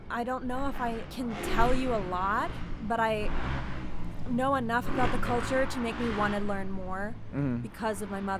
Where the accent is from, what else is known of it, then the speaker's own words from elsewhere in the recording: Pakistan; Pakistani. You know, like my entire life, I've been asked if I was adopted because I don't necessarily look ex- like my mom or my brother.